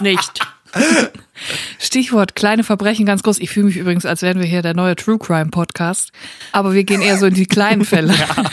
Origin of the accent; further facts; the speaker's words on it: Netphen, North Rhine-Westphalia, Germany; Ich bin ja im Siegerland aufgewachsen, ich bin in Netfen zur Schule gegangen